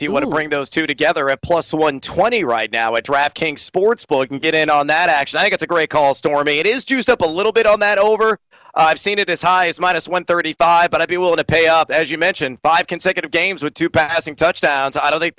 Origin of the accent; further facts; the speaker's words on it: San Antonio, Texas, United States; in Texas, where I grew up in San Antonio.